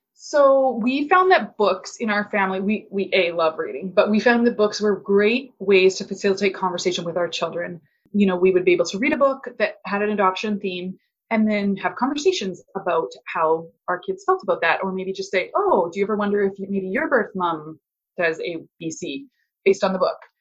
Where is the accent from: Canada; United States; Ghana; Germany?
Canada; also born or lived in Alberta; I'm a Canadian. I live in Alberta